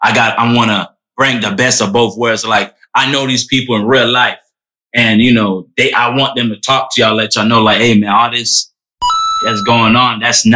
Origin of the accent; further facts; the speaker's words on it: Orlando, Florida, United States; growing up in Orlando